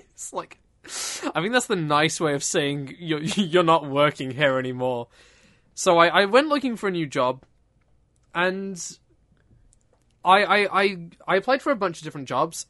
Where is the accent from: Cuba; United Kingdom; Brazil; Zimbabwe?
United Kingdom; I'm British.